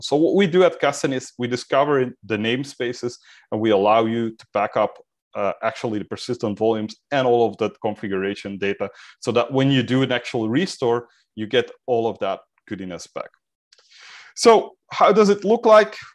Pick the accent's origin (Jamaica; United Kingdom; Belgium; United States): Belgium; I'm from Belgium